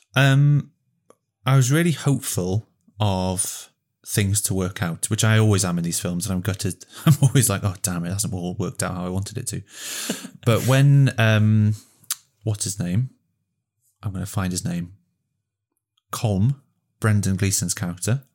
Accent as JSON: {"language": "English", "area": "Welsh", "region": "Wales", "country": "United Kingdom", "said": "I connected to the landscape being Welsh"}